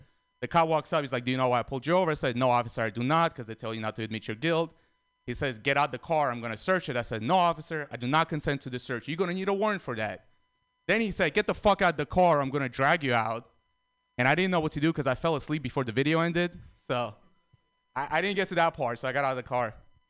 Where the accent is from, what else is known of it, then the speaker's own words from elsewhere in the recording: San Francisco, California, United States; Guys, I'm from San Francisco, but I think San Francisco is weird